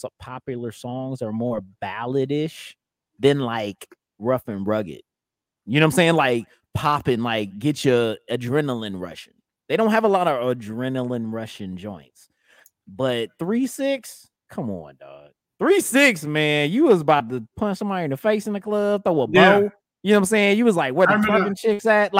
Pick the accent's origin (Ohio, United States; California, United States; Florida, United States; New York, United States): Ohio, United States; moved away; also born or lived in Indianapolis, Indiana; I'm from the Midwest. I lived in Ohio most of my life